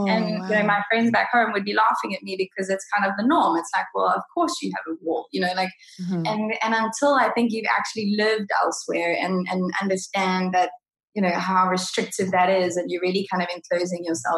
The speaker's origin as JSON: {"language": "English", "country": "South Africa", "tie": "born or raised there", "said": "I'm in my 30s, so South Africa had kind of gone through their kind of more kind of stressful times, and we were coming out of tha"}